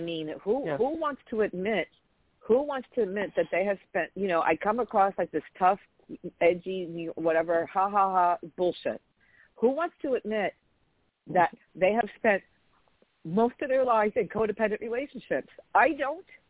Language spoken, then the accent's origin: English; New York, United States; I'm a chick from New York.